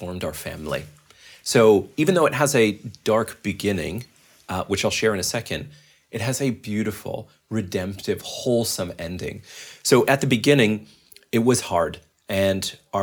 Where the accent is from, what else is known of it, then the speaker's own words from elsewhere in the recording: Calgary, Alberta, Canada; moved away as an adult; also born or lived in Vancouver / Toronto; I'm from Calgary, actually. My wife and I were both born and raised there